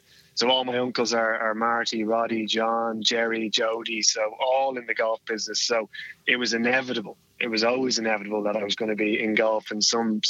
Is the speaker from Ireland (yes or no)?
yes; Portmarnock, Leinster, Ireland; I am from Portmarnock in Dublin. So literally about a kilometre from the old course, the old Portmarnock Golf Club.